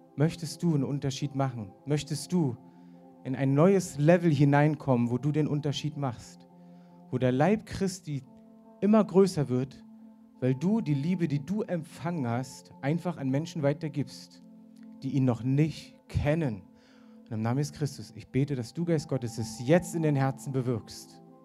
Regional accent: the East, East Germany, Germany; ich bin im Osten aufgewachsen

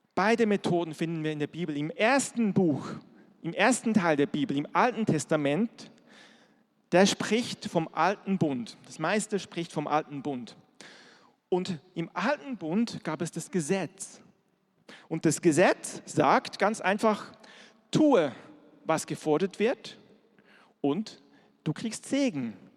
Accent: Switzerland; moved away; ich bin in der Schweiz groß geworden

